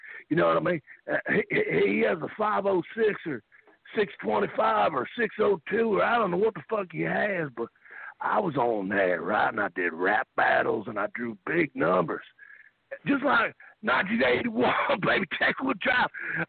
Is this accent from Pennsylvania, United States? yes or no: no; Hendersonville, Tennessee, United States; I'm from Hendersonville, Tennessee, and I like country music, so.